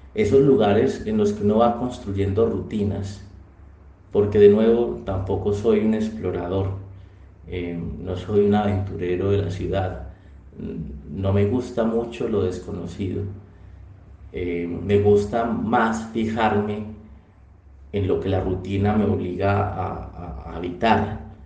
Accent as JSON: {"language": "Spanish", "town": "Chigorodó", "region": "Antioquia", "country": "Colombia", "tie": "born or raised there", "moved": "as an adult", "lives_now": "Medellín, Colombia", "said": "Desde que me vine a vivir de Chigorodó, que fue un lugar también donde pasé una gran parte de mi vida, yo pasé, pues eh, crecí allá, estudié allá todo, toda la primaria, toda la secundaria"}